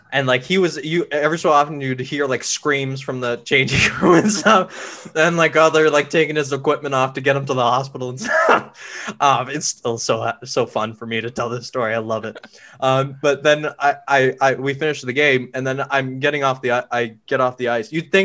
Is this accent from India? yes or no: yes; India; it really offended me because I'm Indian.